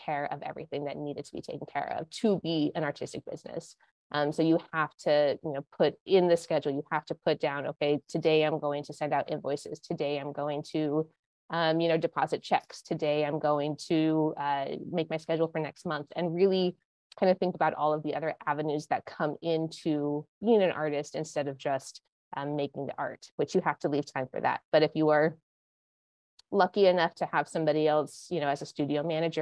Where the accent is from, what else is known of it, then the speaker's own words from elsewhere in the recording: Montana, United States; moved away as an adult; also born or lived in Santa Barbara, California / Los Angeles, California / New York; now in Connecticut, United States; I grew up in Montana.